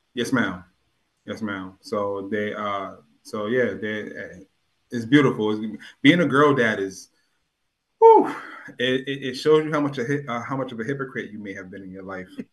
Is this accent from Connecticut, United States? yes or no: yes; New Haven, Connecticut, United States; also born or lived in Hartford, Connecticut / Hamden, Connecticut; I was born in Yale, uh, Yale New Haven Hospital. Um, I was born in Franklin Street